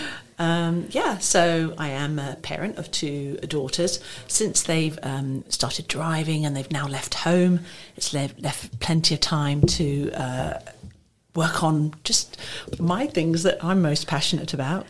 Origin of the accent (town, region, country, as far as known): England, United Kingdom; now in Maidenhead, United Kingdom